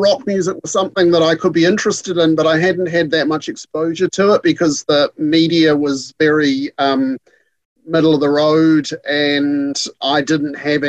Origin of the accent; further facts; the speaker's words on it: Nelson, New Zealand; moved away; I grew up in Nelson, which is at the top end of the South Island